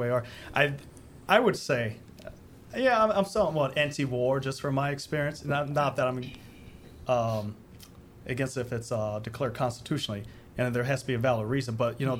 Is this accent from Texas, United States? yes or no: no; Chicago, Illinois, United States; moved away as an adult; also born or lived in Canada; when I was growing up in Chicago